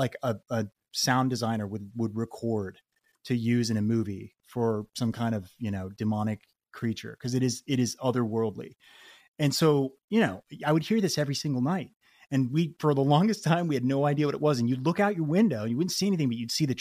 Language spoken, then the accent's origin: English; Boulder, Colorado, United States; I grew up in Boulder, Colorado